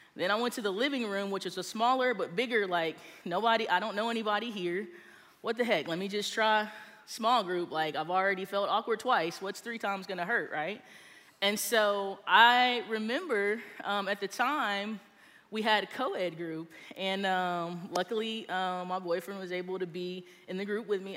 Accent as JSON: {"language": "English", "region": "Texas", "country": "United States", "tie": "born or raised there", "moved": "yes", "lives_now": "Georgia, United States", "said": "I grew up in Texas and I went to Church of Christ"}